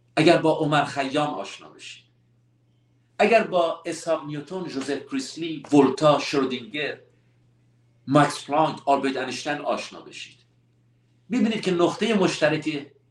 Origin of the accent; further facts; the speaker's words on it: Iran; همه ما ایرانی هستیم